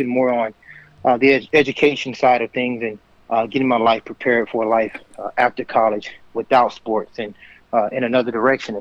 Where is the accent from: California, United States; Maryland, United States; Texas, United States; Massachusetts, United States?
Texas, United States; Linden; also born or lived in Houston, Texas; growing up in East Texas, Linden, Texas